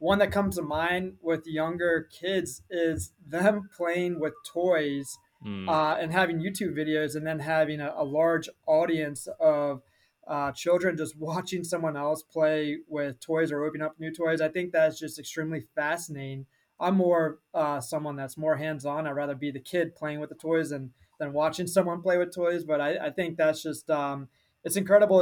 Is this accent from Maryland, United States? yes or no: yes; Annapolis, Maryland, United States; also born or lived in Washington, D.C.; I'm originally from Annapolis, Maryland. I grew up there my entire life.